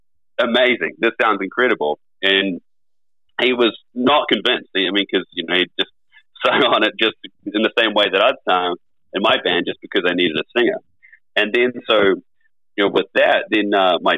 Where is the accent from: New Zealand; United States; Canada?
New Zealand; it's about like 60,000 people here in my hometown